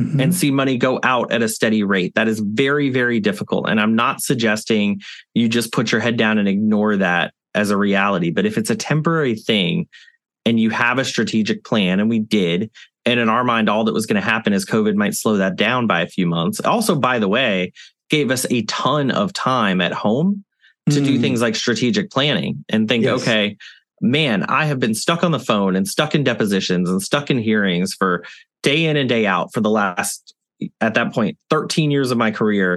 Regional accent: the South, United States; now in New Orleans, United States; I'm a Southerner

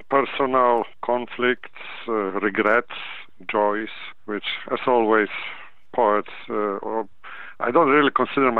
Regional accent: Poland; now in United States; I am originally from Poland, and my parents took part in that war

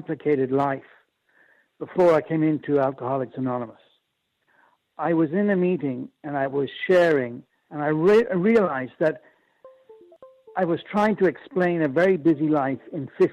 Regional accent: Ireland; also born or lived in Japan; I'm Irish.

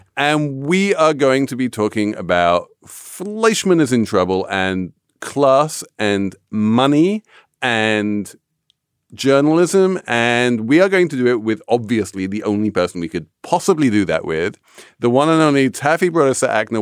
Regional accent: England, United Kingdom; moved away; as an Englishman

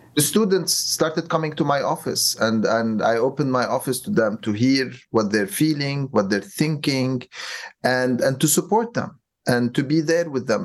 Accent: Lebanon; moved away; also born or lived in New York / Cairo; I'm originally from Lebanon, but I also mm. lived in New York on 9/11

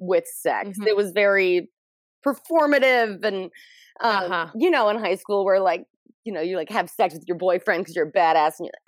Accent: suburban Atlanta, Georgia, United States; we're in high school in suburban Atlanta, metro Atlanta, in a part of Georgia that we do not call Atlanta.

